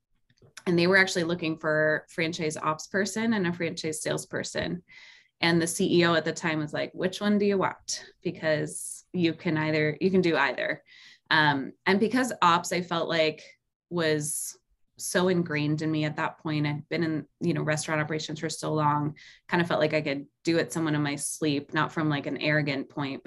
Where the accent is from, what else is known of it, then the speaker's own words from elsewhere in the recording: New York, United States; moved away; I grew up in New York for a lot of my life